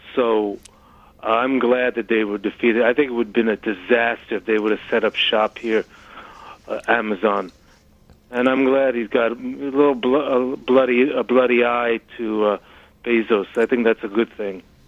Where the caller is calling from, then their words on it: Peekskill, New York, United States; calling from Peekskill, New York.